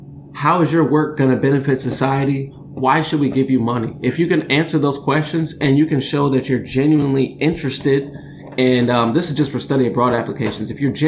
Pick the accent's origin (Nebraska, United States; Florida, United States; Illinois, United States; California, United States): Illinois, United States; Champaign-Urbana; the University of Illinois, which is in my hometown, the place I dropped out of.